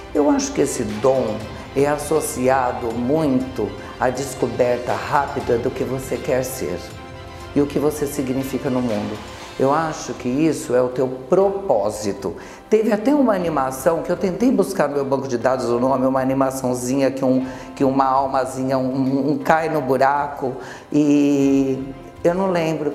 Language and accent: Portuguese; Osvaldo Cruz, São Paulo, Brazil; moved away; A minha história começou aqui realmente em Sol do Cruz, pois eu nasci aqui. E a minha criação foi de uma família muito simples, muito normal, comum de uma cidade do interior